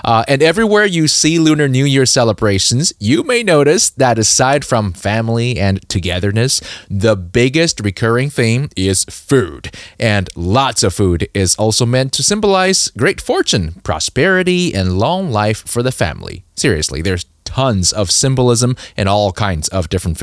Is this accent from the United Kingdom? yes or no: no; Taiwan; I was born in Taiwan and my grandparents were from